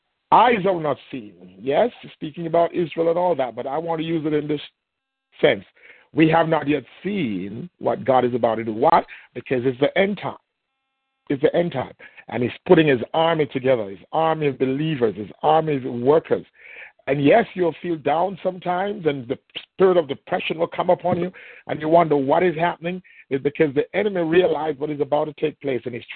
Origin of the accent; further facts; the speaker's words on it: Jamaica; accent: thick Jamaican; moved away; I'm a Jamaican with a very thick Jamaican accent